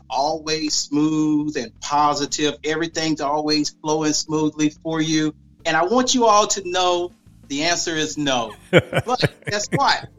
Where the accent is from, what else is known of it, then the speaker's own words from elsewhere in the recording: Loris, South Carolina, United States; I would shadow the local optometrist there in my hometown in Loris